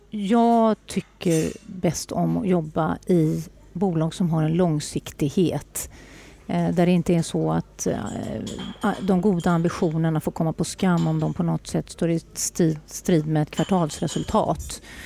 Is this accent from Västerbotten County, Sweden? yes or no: no; northern Bohuslän, Västra Götaland, Sweden; now in Stockholm, Sweden; har jag ett hem i Bohuslän, norra Bohuslän, där jag kommer ifrån